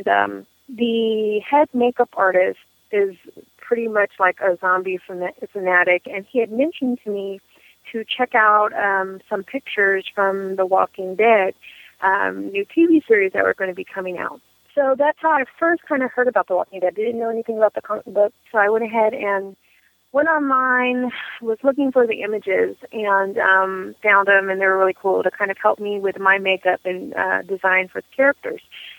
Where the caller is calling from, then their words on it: Oakland, California, United States; I'm calling you from Northern California. I actually reside in Oakland.